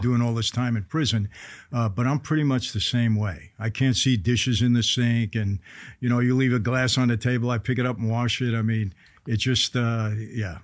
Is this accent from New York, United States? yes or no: yes; New York City, New York, United States; I grew up in Brooklyn, New York